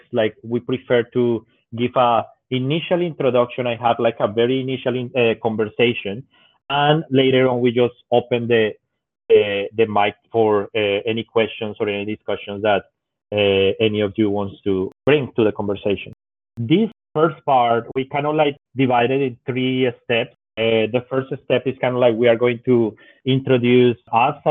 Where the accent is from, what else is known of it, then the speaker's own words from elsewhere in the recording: Colombia; moved away as an adult; now in Japan; I'm originally from Colombia, but I've been in Japan for my fifth year already